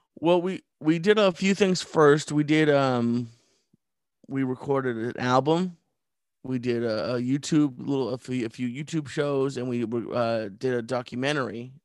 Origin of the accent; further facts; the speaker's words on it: Sudbury, Massachusetts, United States; moved away as an adult; also born or lived in Los Angeles; I grew up outside of Boston in a very small town called Sudbury